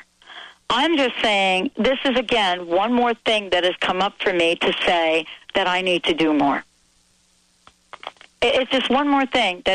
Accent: East Coast, United States; moved away; I was from the East Coast

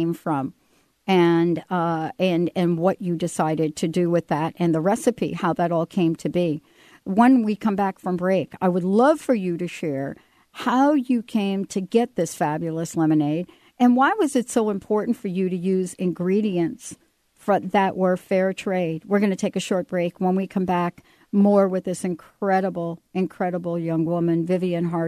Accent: New York, United States; also born or lived in Western Washington; now in Washington, United States; I grew up in the Bronx and I grew up in New York

